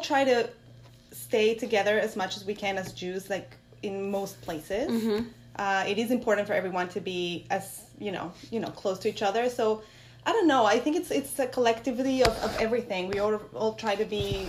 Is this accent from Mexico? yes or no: yes; Mexico City, Mexico; now in Great Neck, United States; I was born in Mexico City in an Ashkenazi background family.